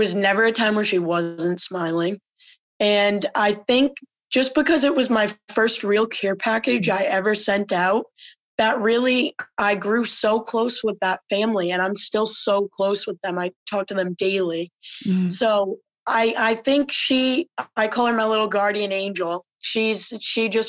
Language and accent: English; Rhode Island, United States; my home state, Rhode Island